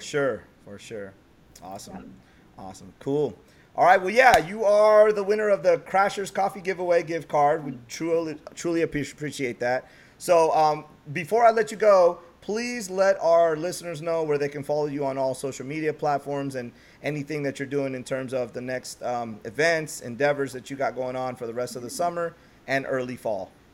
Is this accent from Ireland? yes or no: no; Bay Area, California, United States; born and raised, when I'm from the Bay Area